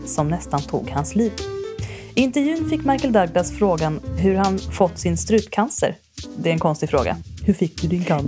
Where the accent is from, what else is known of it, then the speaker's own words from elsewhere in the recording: Värmdö, Stockholm County, Sweden; jag är från Värmdö